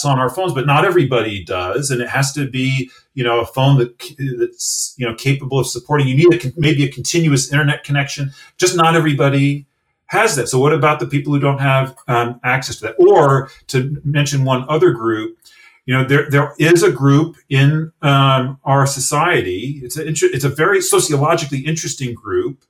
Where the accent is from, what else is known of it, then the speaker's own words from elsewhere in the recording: United States; accent: American; you can maybe tell from my accent, from an American